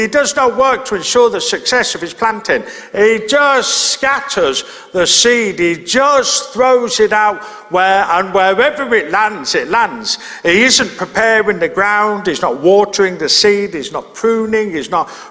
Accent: Birmingham, West Midlands, United Kingdom; I grew up in Birmingham, in inner city Birmingham, and so I didn't live near any farms

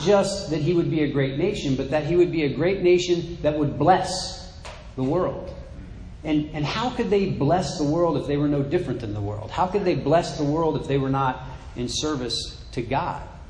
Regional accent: United States; in my mind as American

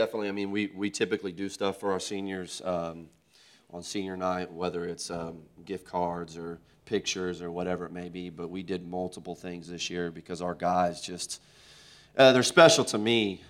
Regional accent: Tulsa, Oklahoma, United States; moved away as an adult; now in Oklahoma City, United States; I'm from Tulsa

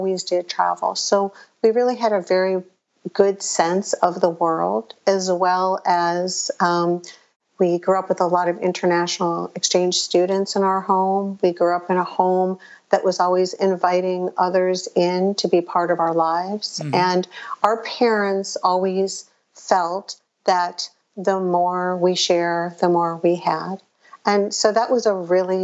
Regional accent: Chicago, Illinois, United States; I was born in Chicago, a suburb of Chicago

